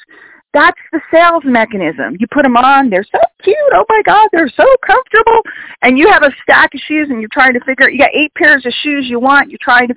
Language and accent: English; New York City, New York, United States; I grew up in New York City